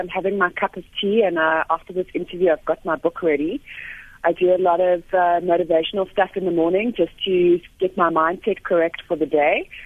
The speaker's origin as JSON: {"language": "English", "town": "Johannesburg", "region": "Gauteng", "country": "South Africa", "tie": "born or raised there", "said": "I'm a Joburg girl, grew up in Joburg"}